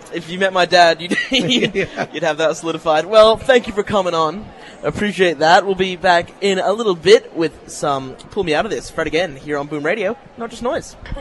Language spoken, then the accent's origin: English; Aberdeen, Scotland, United Kingdom; moved away; I'm a fellow Scotsman